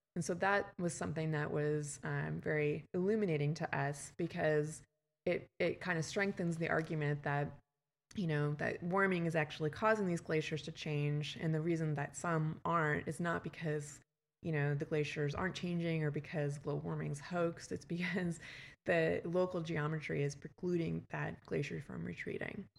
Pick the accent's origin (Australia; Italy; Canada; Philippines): Canada; moved away as an adult; also born or lived in West Coast, United States; now in Texas, United States; I'm from Canada and I, um, went to grad school on the West Coast